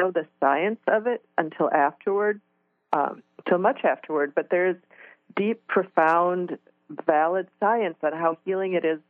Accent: Midwest, United States; I was raised in the Midwest

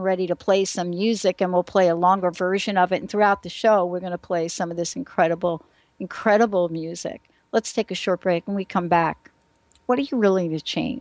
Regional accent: New York City, New York, United States; moved away; also born or lived in New Jersey; I'm a girl from New York City, right? Mm-hmm. And I grew up in the Bronx

